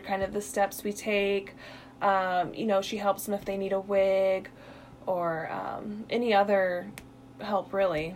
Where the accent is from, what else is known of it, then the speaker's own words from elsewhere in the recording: Illinois, United States; moved away as an adult; now in Missouri, United States; I'm originally from Illinois